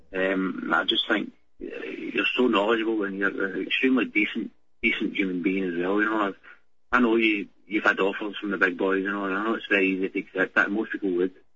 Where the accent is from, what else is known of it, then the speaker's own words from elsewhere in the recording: Glasgow, Scotland, United Kingdom; I'm only 26 from Glasgow